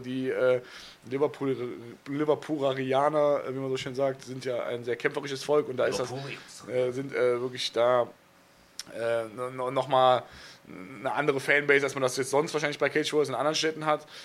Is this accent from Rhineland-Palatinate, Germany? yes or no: no; Cologne, North Rhine-Westphalia, Germany; Ich bin Kölner, so, ich ja. Äh, ne, komme da so oft vorbei, wie ich kann. So. Einfach auch, weil ich da mein, mein Herz habe so, und äh, bin gerne da.